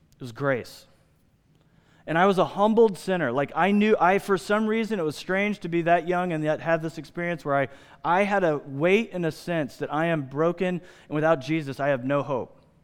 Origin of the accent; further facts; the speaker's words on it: United States; I'm an American.